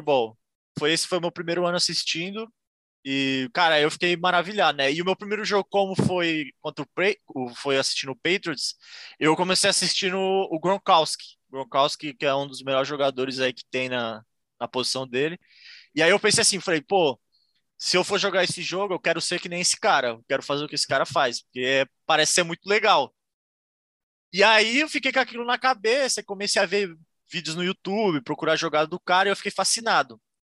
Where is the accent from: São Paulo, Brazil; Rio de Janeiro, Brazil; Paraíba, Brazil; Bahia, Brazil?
São Paulo, Brazil; Santos; moved away as an adult; now in Ireland; eu sou de Santos, São Paulo